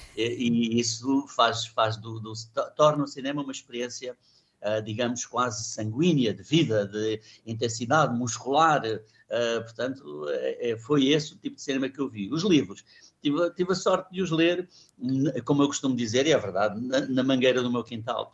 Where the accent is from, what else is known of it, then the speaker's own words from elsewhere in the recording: Luanda, Luanda Province, Angola; moved away as an adult; also born or lived in Portugal / Lobito; eu nasci em Portugal, cheguei, cheguei a Luanda com 5 anos a, a, de idade, em 1959